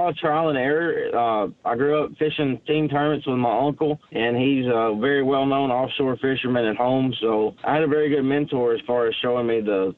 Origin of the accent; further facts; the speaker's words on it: Lake Chickamauga, Tennessee, United States; I grew up on Lake Chickamauga. That's my home lake